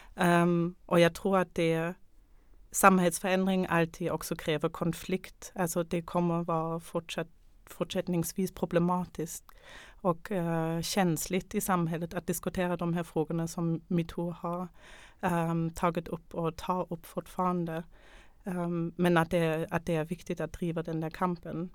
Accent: Germany; now in Sweden; jag kommer själv från Tyskland

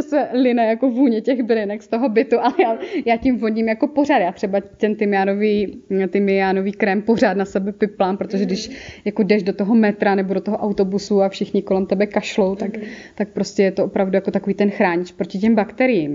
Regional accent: Moravia, Czechia; accent: Moravian; já mám ten moravský akcent

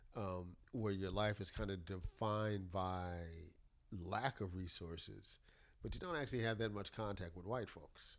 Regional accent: New York City, New York, United States; now in Durham, United States; I grew up in the South Bronx. When I moved from the South Bronx at ten years old

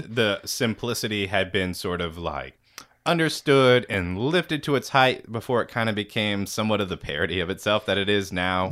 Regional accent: Dallas, Texas, United States; I'm from, uh, t-, the Dallas, Texas

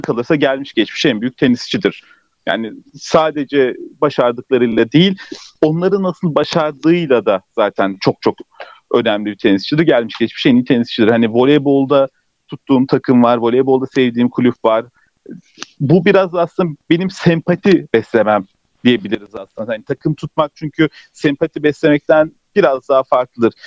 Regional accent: Turkey; tam bu ülkede yaşıyorum, Türkiye'liyim, bu ülkeden, kökenlerim bu ülkeden.

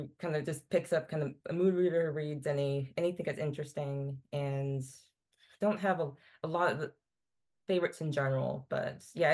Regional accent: Virginia, United States; growing up in Virginia, it's like history everywhere

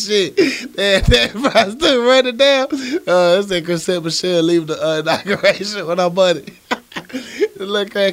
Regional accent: the South, United States; accent: southern; My southern accent

